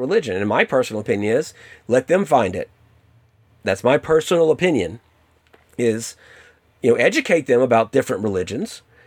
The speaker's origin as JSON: {"language": "English", "region": "the South", "country": "United States", "tie": "born or raised there", "said": "growing up in the South"}